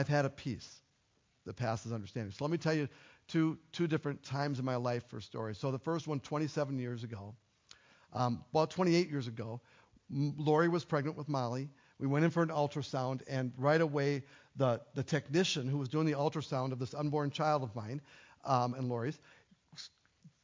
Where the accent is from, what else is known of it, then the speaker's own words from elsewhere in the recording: United States; I'm an American